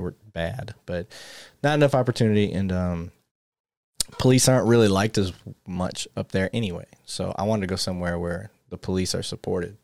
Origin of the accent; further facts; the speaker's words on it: Flint, Michigan, United States; moved away; I grew up in Flint, Michigan